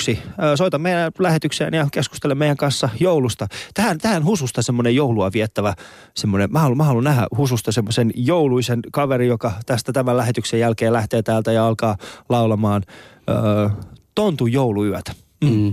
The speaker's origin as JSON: {"language": "Finnish", "country": "Iran", "said": "Meillä Iranissa"}